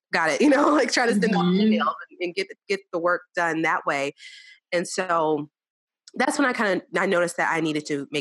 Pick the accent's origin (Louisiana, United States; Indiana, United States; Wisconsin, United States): Louisiana, United States; New Orleans; now in Texas, United States; I was very Southern. I'm from New Orleans. That's my home. And I live in Texas